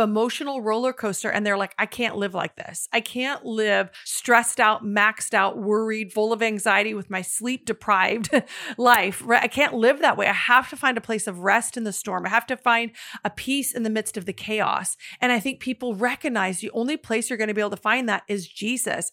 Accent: the Northwest, Pacific Northwest, United States; I'm actually from the Northwest.

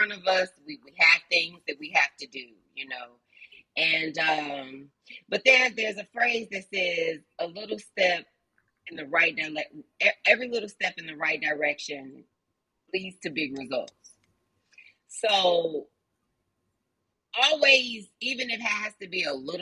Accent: Chicago, Illinois, United States; moved away as an adult; also born or lived in Alabama; I'm from Chicago

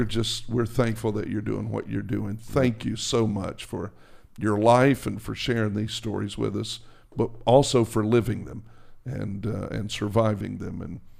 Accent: New Jersey, United States; I'm from New Jersey, man.

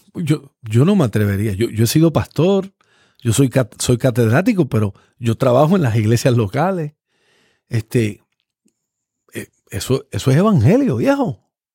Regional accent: Puerto Rico; Yo siendo puertorriqueño

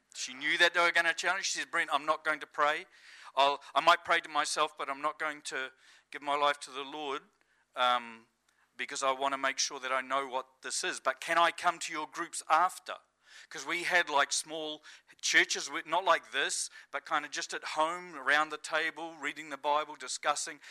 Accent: New Zealand; moved away as an adult; now in Estonia; I'm kind of feeling at home as a Kiwi

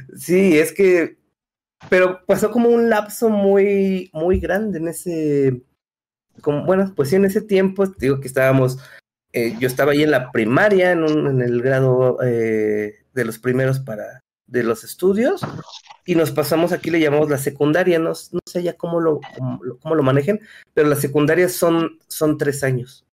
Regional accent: Mexico City, Mexico; soy de la Ciudad de México, de México

